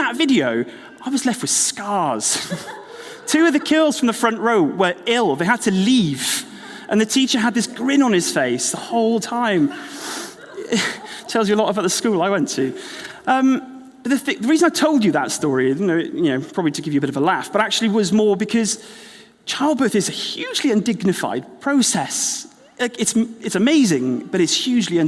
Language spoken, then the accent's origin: English; Wales, United Kingdom; moved away as an adult; now in Exeter, United Kingdom; Well, I grew up in Wales.